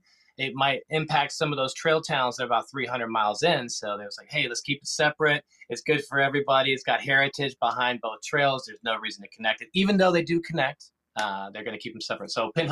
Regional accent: Newport Beach, California, United States; born there; also born or lived in Southeast United States; So I was born in Newport Beach, but I've been around the world, and now I'm here in the Southeast.

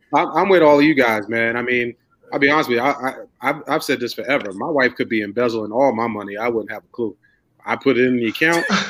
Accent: Spartanburg, South Carolina, United States; moved away; me coming from Spartanburg as well, moving up here

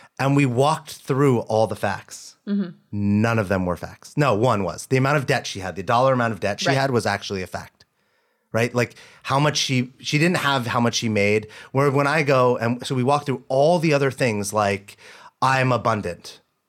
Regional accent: the South, United States; I was born in the South. Basically, I'm a guy from the South.

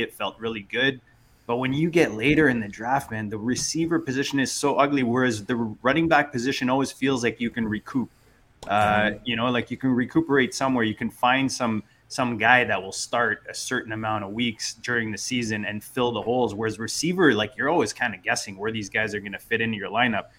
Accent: Canada; as a Canadian

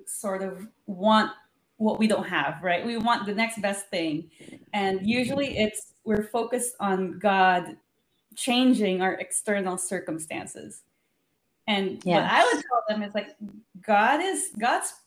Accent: Los Angeles, California, United States; I'm from Los Angeles

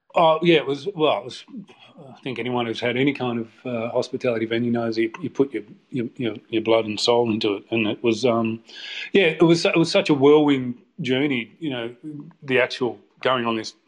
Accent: Melbourne, Victoria, Australia; moved away as an adult; also born or lived in London, United Kingdom / Liverpool, United Kingdom; I'm from Melbourne originally, but uh, moved, to, moved to London in 2005

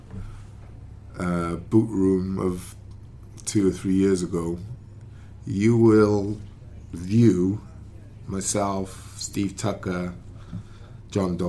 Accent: Wales, United Kingdom

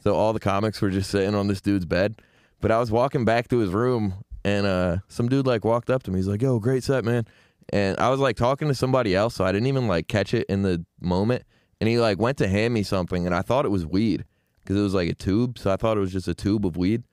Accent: Syracuse, New York, United States; growing up in Syracuse

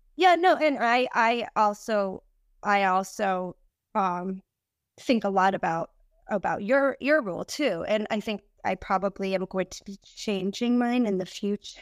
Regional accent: New England, United States; I'm from New England and we have a lot of little islands up here

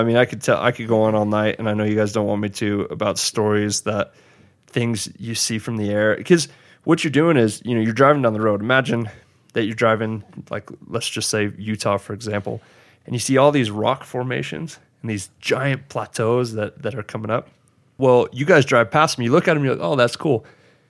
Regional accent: New Zealand; now in United States; And you know, it's interesting being a Maori in the US and trying to hold on to your heritage.

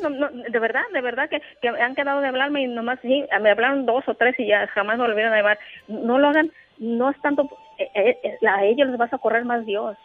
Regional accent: Jalisco, Mexico; now in Colima, Mexico; Yo soy de Colima, Colima, pues de la Estrella Jalisco, pero ya soy de Colima, ya vivo en Colima, Colima, pues vine a trabajar

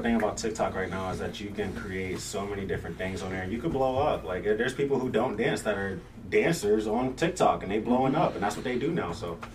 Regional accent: Virginia, United States; also born or lived in Brooklyn, New York; I was born in Brooklyn, but raised in Virginia

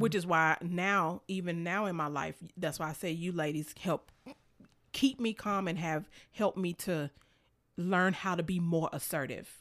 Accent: Memphis, Tennessee, United States; I'm from Memphis, and not that I grew up in the hood or anything like that, but, you know, when you grow up in Memphis

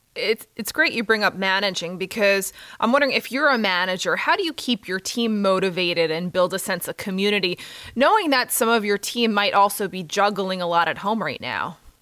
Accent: New York, United States; being a New Yorker

